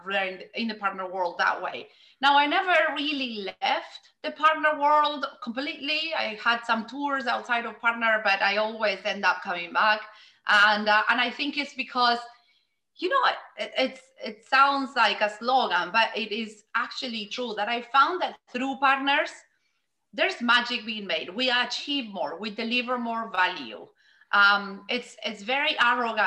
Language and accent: English; Argentina; moved away as an adult; I grew up in Argentina